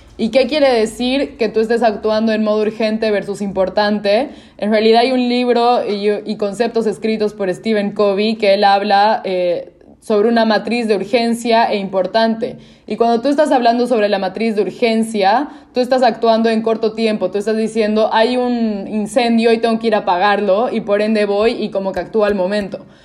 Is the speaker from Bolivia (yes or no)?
yes; Cochabamba, Bolivia; yo soy boliviana, soy de una ciudad que se llama eh, Cochabamba